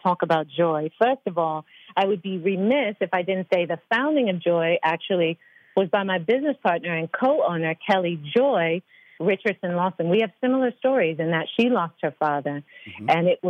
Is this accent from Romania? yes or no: no; United Kingdom; I'm very British.